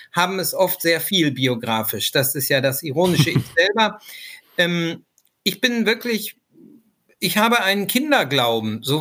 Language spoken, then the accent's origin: German; Lower Saxony, Germany; ja, woher stamme ich? Ähm, ich komme eigentlich aus Niedersachsen, da bin ich aufgewachsen, wurde dann aber von den Grünen Nordrhein-Westfalen nach langem Engagement in der Zivilgesellschaft adoptiert